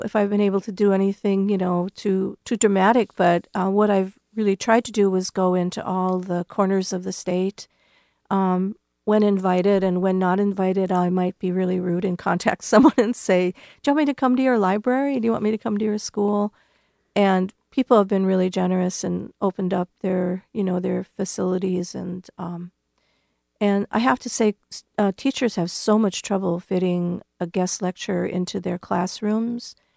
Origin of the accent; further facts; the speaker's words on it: North Dakota, United States; now in Iowa, United States; my home state of North Dakota